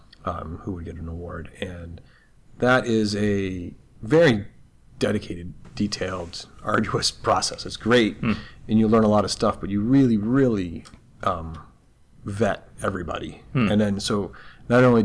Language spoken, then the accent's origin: English; Troy, Michigan, United States; now in Los Angeles, United States; really from Troy